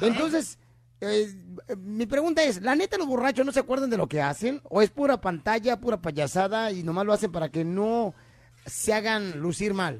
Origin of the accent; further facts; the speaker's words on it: Ocotlán, Jalisco, Mexico; moved away; yo en Ocotlán, Jalisco, cuando nací en Ocotlán, Jalisco en diciembre